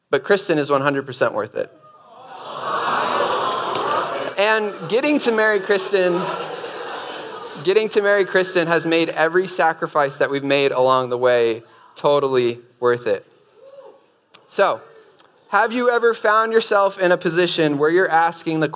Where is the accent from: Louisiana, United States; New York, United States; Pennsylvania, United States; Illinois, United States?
Pennsylvania, United States; Erie; moved away as an adult; also born or lived in Charlottesville, Virginia; Before coming to UVA, I was raised in Erie, Pennsylvania